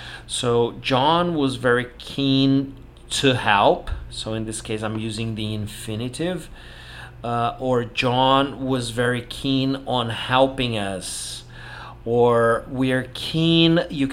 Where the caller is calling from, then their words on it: Porto Alegre, Rio Grande do Sul, Brazil; English is a second language; I'm speaking from Porto Alegre in the south of Brazil.